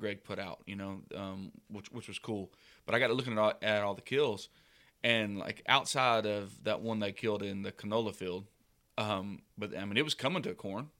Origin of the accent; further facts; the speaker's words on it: Southeast, United States; growing up in the Southeast